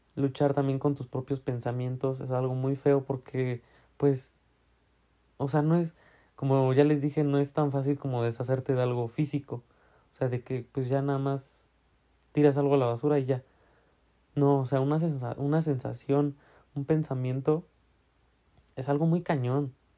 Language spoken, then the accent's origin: Spanish; Tlaxiaco, Oaxaca, Mexico; now in Puebla, Mexico; de donde soy, de Tlagiaco